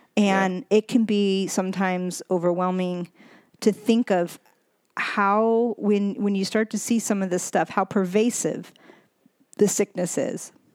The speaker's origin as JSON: {"language": "English", "country": "United States", "tie": "born or raised there", "said": "I was born in America"}